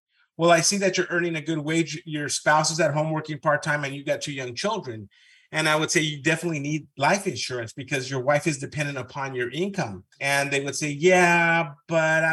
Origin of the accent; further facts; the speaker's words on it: Southern California, United States; first language Spanish; English is a second language; I grew up in Southern California, Mexican parents, but I went to UCLA